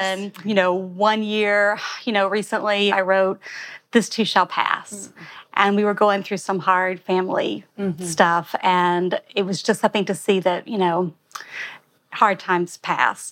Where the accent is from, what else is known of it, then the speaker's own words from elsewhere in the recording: Alabama, United States; now in New York, United States; I'm from Alabama